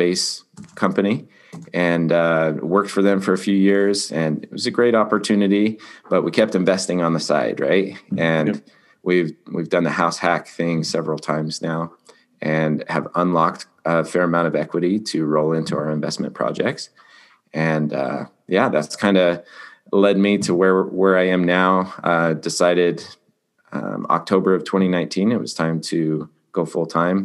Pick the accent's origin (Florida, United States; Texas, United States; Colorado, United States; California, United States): Colorado, United States; now in Utah, United States; I'm from Colorado originally. Grew up racing motocross